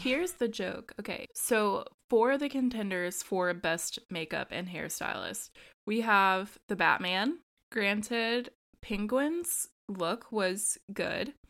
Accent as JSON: {"language": "English", "country": "United States", "said": "I'm the American"}